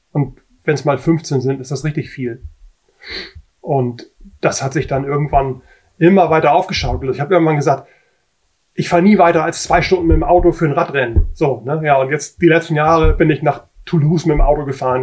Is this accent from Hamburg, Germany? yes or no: yes; Hamburg, Germany; ich bin aus Hamburg